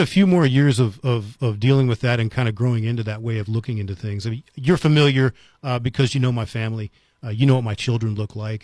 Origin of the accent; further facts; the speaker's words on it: United States; now in Las Cruces, United States; I grew up right outside of Washington, D C